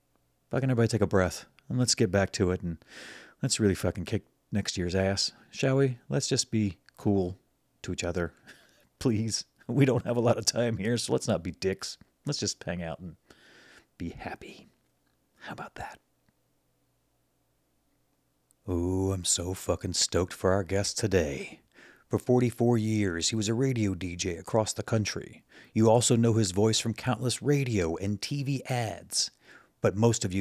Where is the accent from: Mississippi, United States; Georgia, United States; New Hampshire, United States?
Mississippi, United States; Mississippi Gulf Coast, United States; now in Chicago, United States; I'm from the Mississippi Gulf Coast originally